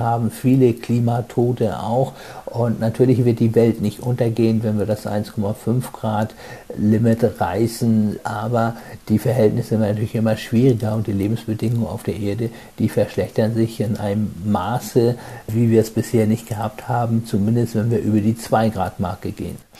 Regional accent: Germany; also born or lived in Hamburg; Bei uns in Deutschland

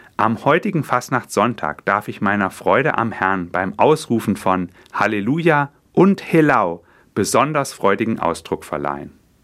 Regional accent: Fulda, Hesse, Germany; bei uns in Fulda

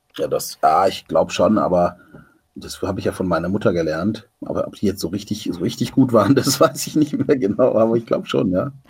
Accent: Stuttgart, Baden-Württemberg, Germany; Ich bin ja da in Stuttgart aufgewachsen

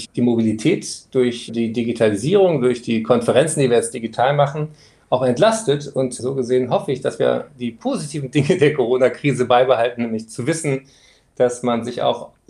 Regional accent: Frankfurt, Hesse, Germany; born there; moved away; Ich bin zwar in Frankfurt geboren, aber dann schon sehr lange weggezogen und deswegen wäre ich gerne auch nach Frankfurt zu meinem ersten Heimatsender, dem Hessischen Rundfunk, gekommen.

